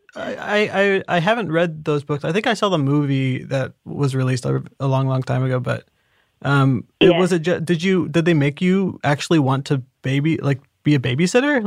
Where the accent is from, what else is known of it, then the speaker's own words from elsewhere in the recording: Indiana, United States; I'm from Indiana. You know the Midwest